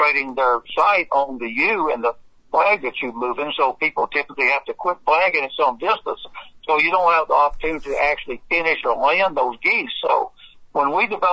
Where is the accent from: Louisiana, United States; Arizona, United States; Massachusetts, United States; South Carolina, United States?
Louisiana, United States; Monroe; I'm from Monroe